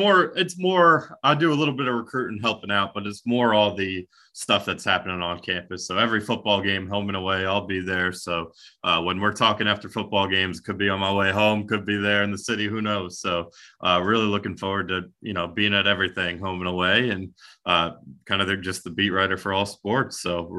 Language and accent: English; New York, United States; No, I'm a New Yorker. I mean, that's where I grew up. So Kentucky's been my adapted home.